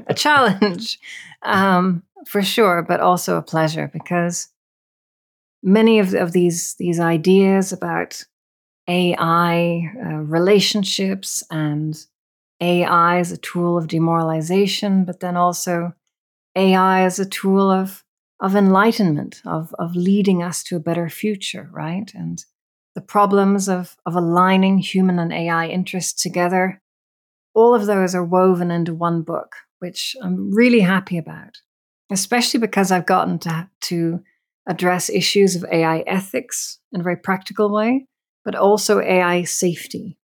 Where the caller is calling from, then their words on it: Northern Ireland, United Kingdom; I'm coming in from Northern Ireland.